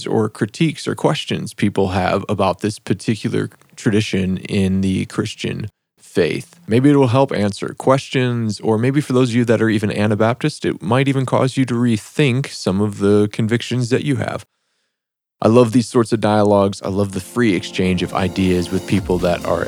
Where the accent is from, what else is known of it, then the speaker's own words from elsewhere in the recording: Detroit, Michigan, United States; now in Minneapolis, United States; I grew up in Detroit, and just on the other side of the river there was Ontario